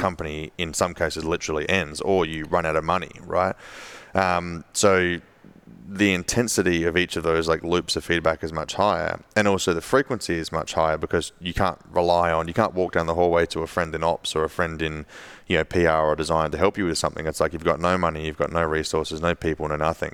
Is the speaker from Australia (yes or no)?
yes; Adelaide, South Australia, Australia; my hometown in Adelaide